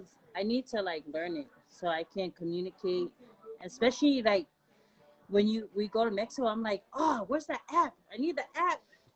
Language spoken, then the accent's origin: English; American Samoa; I'm Samoan. I'm proud. You speak it. I speak it. I write it. I grew up in American Samoa.